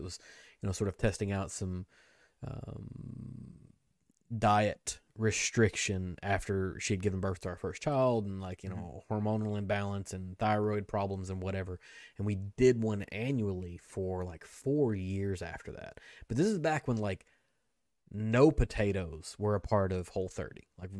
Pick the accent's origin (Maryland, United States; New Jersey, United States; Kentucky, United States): Kentucky, United States; I'm from Kentucky.